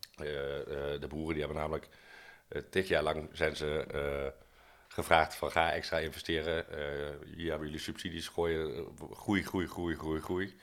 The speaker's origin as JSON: {"language": "Dutch", "town": "Arnhem", "region": "Gelderland", "country": "Netherlands", "said": "als Arnhemmer"}